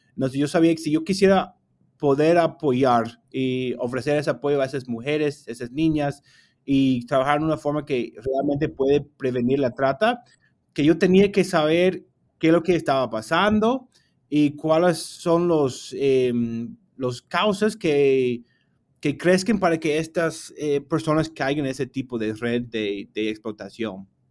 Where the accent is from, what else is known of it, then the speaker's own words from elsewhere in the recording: United States; Spanish is a second language; yo salí del país de los Estados Unidos